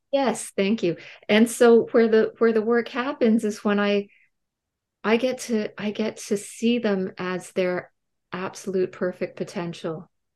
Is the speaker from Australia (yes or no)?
no; Canada; I'm Canadian